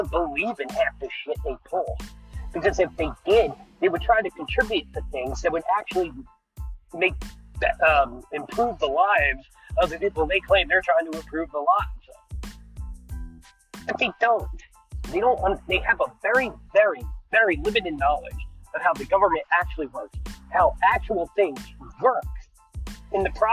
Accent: United States; I'm an American

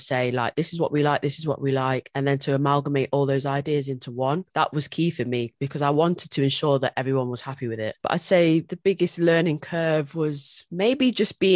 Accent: Nottingham, East Midlands, United Kingdom; moved away as an adult; also born or lived in London; I'm from Nottingham.

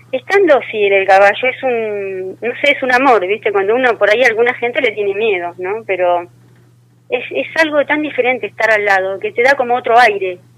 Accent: Monte Quemado, Santiago del Estero, Argentina; Yo soy de Monte

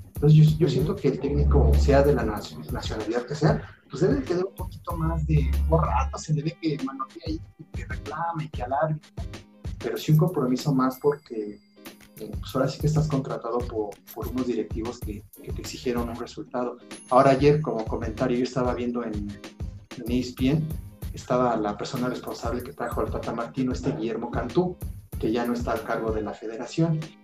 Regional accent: Mexico; aquí soy, mexicano

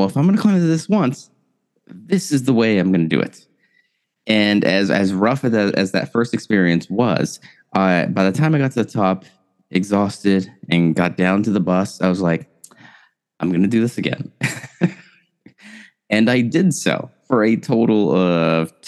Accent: Los Angeles, California, United States; moved away as an adult; now in Tokyo, Japan; I'm originally from the United States, specifically Los Angeles, California, and I moved out here to Japan, where I've been based for the past 11 years

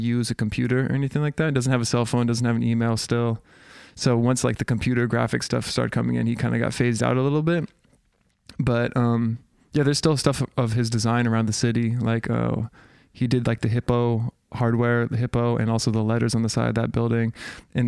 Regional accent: Portland, Oregon, United States; also born or lived in Germany; growing up in Portland, the hip hop scene was like really small

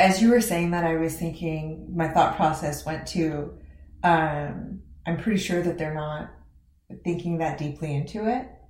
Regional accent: Fresno, California, United States; I grew up in Fresno, California

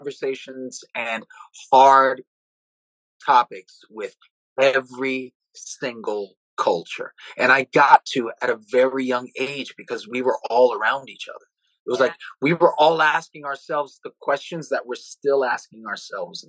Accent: South Florida, United States; growing up in South Florida.

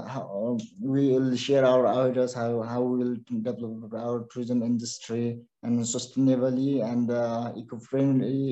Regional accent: Solukhumbu, Koshi Province, Nepal; first language Sherpa; English is a second language; now in Kathmandu, Nepal; I raised and born in Solkhum district

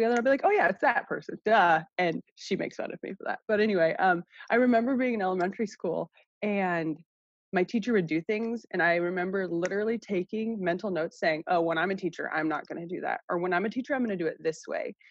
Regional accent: Gresham, Oregon, United States; also born or lived in Salem, Oregon; I grew up in Gresham

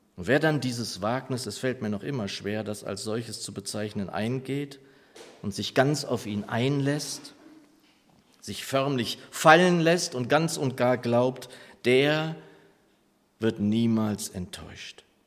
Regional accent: Lower Saxony, Germany; moved away; meiner Heimatgemeinde in Niedersachsen

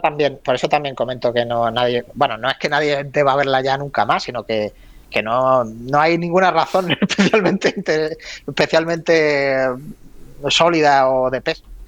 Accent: Málaga, Andalusia, Spain; tú, y yo somos malagueños

